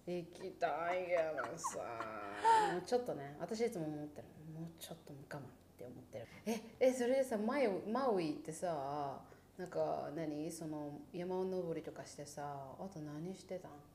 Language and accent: Japanese; Niigata, Japan; 私さ新潟出身でさ雪国だからさスキーめっちゃ得意なのよ